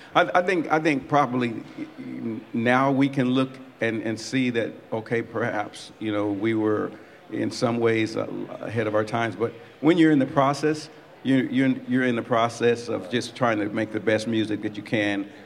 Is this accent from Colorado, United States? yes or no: yes; Colorado, United States; I'm from Colorado originally